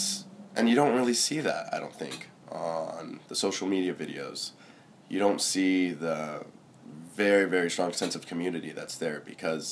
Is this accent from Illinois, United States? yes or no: no; Chico, California, United States; I'm from Chico. Born and raised here